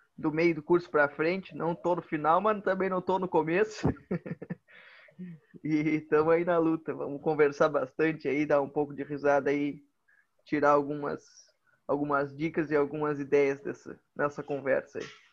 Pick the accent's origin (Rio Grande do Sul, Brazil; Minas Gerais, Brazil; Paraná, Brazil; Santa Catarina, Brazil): Rio Grande do Sul, Brazil; Arroio Grande; Sou natural de Arroio Grande, essa enorme cidade aqui do interior do região sul